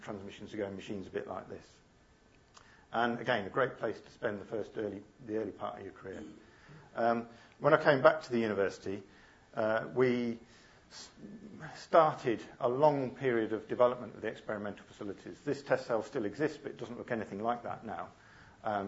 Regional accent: Coventry, West Midlands, United Kingdom; I grew up in Coventry

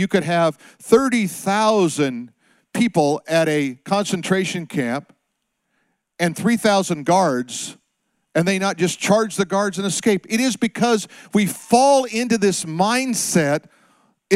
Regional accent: United States; I'm an American

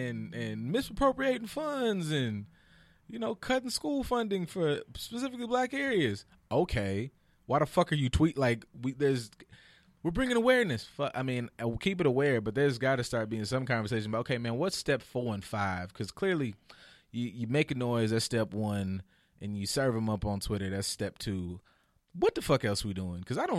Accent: Texas, United States; I'm from Texas, goddamn it, to Florida.

